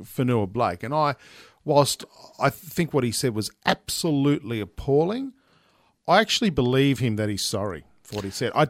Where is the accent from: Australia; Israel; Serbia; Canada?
Australia; Sydney, New South Wales; I'm from Yagoona, which yep. is next to Bankstown